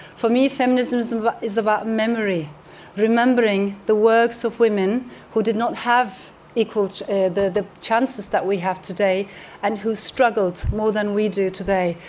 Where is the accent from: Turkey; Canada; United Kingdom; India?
Turkey; I come from Turkey